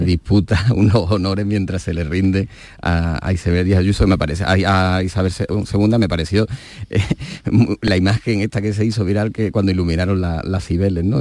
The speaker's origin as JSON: {"language": "Spanish", "country": "Spain", "said": "como españoles"}